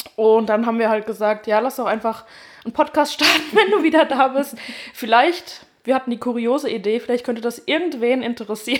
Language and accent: German; Westerwald, Rhineland-Palatinate, Germany; moved away; Ich komme äh, ursprünglich aus dem Westerwald